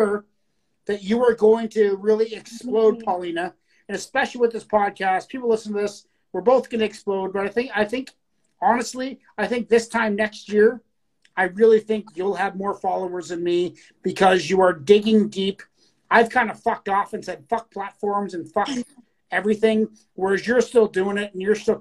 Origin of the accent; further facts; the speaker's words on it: Canada; I'm Canadian